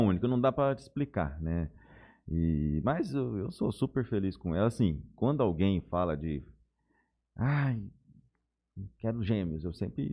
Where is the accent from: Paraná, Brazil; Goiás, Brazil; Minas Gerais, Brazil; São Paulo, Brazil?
Goiás, Brazil; also born or lived in Belo Horizonte; now in Jales, Brazil; eu sou de Goiás. Nasci no interior de Goiás